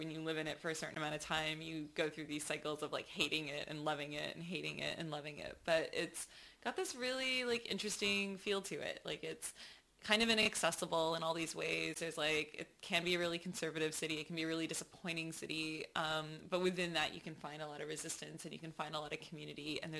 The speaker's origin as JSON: {"language": "English", "town": "Mississauga", "region": "Ontario", "country": "Canada", "tie": "born or raised there", "said": "so I'm actually from just outside of Toronto. There's like this suburb uh, called Mississauga, which is where I was born, and um, I spent a lot of time uh, there as a child"}